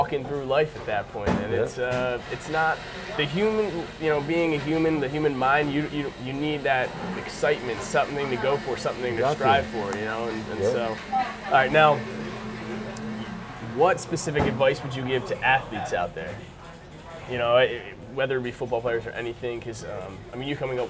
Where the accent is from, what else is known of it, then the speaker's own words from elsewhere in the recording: Philadelphia, Pennsylvania, United States; moved away as an adult; now in California, United States; I'm originally from Philadelphia area.